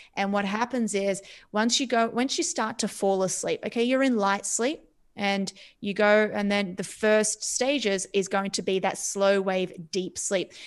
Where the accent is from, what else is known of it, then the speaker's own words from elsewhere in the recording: Australia; moved away; I come from Australia. My parents are from Cyprus